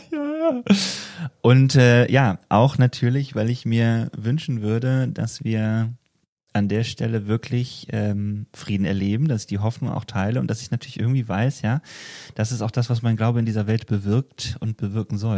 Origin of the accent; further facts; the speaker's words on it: Wetzlar, Hesse, Germany; fragt man sich, ah, wo kommst du denn her? Ja, ich bin aus Wetzlar.